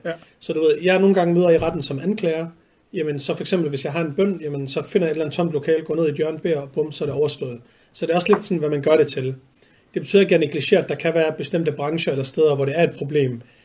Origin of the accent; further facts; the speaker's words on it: Vejle, Southern Denmark, Denmark; moved away as an adult; also born or lived in Horsens; now in Copenhagen, Denmark; Jeg er født og opvokset på en rigtig side af Danmark, Jylland, øh, i, i Vejle. Eller faktisk født i Horsens og flyttet til Vejle, da jeg var to år gammel